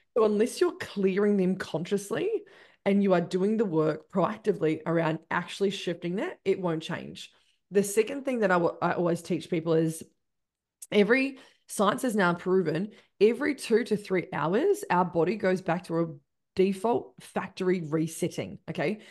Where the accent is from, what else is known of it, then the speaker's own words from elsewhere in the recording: Christchurch, Canterbury, New Zealand; I'm from Christchurch.